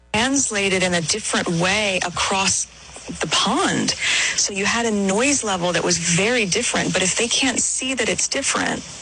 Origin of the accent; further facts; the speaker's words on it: United States; moved away; my being American